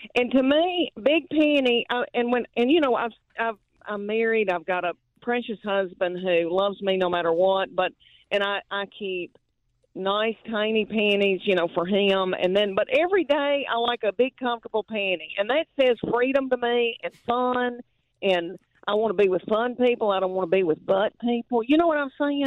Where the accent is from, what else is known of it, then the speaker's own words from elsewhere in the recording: Adams, Tennessee, United States; now in Knoxville, United States; I was raised in Adams, Tennessee, near Austin Peay